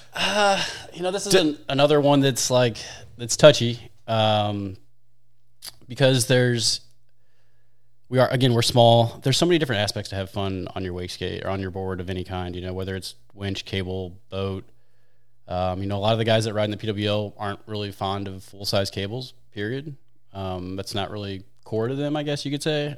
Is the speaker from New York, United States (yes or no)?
no; St. Louis, Missouri, United States; I'm from Saint Louis, born, raised, and kinda stuck